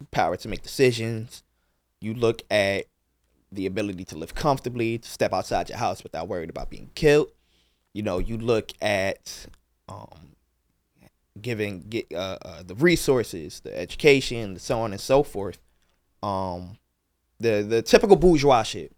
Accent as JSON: {"language": "English", "town": "Philadelphia", "region": "Pennsylvania", "country": "United States", "tie": "born or raised there", "said": "me growing up in North Philly"}